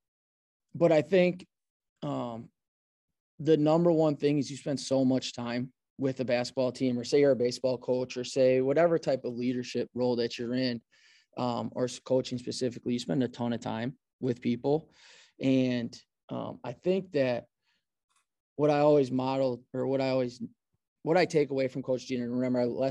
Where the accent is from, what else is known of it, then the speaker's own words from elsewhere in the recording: Fond du Lac, Wisconsin, United States; also born or lived in Rosendale, Wisconsin / Chicago / Kansas City; I grew up in Fond du Lac